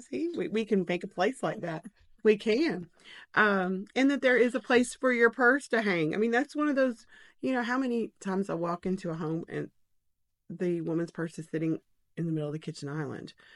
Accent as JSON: {"language": "English", "town": "Knoxville", "region": "Tennessee", "country": "United States", "tie": "born or raised there", "also_born_or_lived": "Kansas City / Farragut", "said": "I grew up in Bearden"}